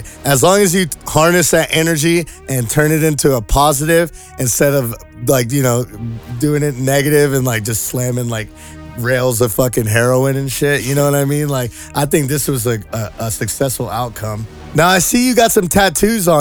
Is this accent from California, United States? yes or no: yes; South Bay, Los Angeles, California, United States; we're some South Bay boys